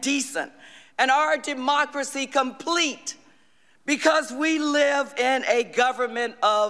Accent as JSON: {"language": "English", "region": "the South", "country": "United States", "tie": "born or raised there", "said": "a little black girl, the daughter of a maid and a janitor, growing up in the South in the 60s"}